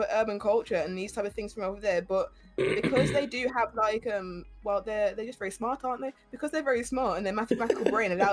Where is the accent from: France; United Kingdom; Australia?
United Kingdom; I'm British